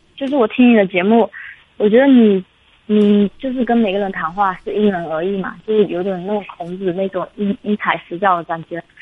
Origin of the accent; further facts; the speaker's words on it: Fujian, China; also born or lived in Jiangsu; 我是福建的